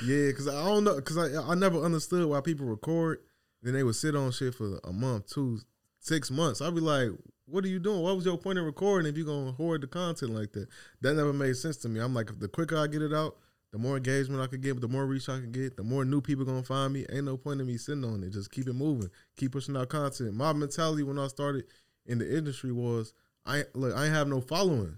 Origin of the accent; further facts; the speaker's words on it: Chicago, Illinois, United States; now in Dallas, United States; I'm from Chicago